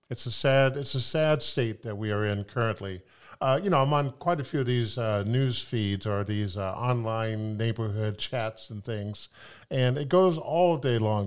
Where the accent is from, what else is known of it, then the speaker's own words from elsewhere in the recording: Sacramento, California, United States; moved away as an adult; also born or lived in Pullman, Washington / Italy; now in Seattle, United States; I grew up in Sacramento, California